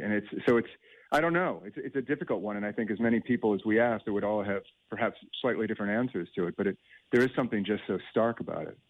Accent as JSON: {"language": "English", "country": "United States", "moved": "yes", "lives_now": "Ireland", "said": "I'm from the states, and I've lived here for a long time"}